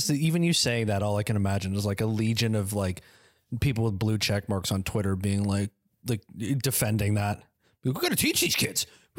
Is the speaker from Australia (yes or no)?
no; Canada; We're Canadian